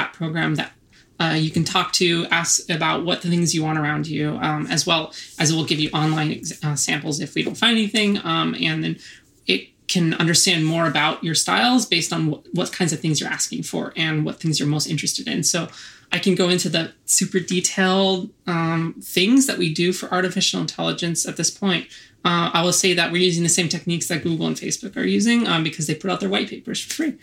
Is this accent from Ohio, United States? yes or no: no; Orange County, California, United States; moved away as an adult; also born or lived in Los Angeles; now in New York, United States; That's where I grew up, technically in Orange County